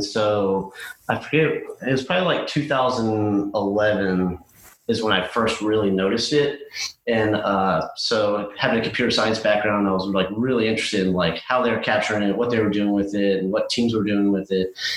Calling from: Houston, Texas, United States; I am joining you from Houston, Texas.

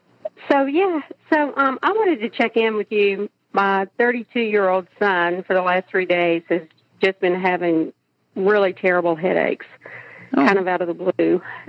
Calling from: Nashville, Tennessee, United States; I'm calling from Nashville, so we're not too far away.

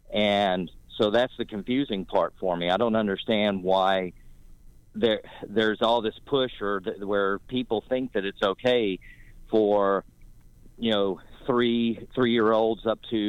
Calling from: North Carolina, United States; I'm calling you from North Carolina

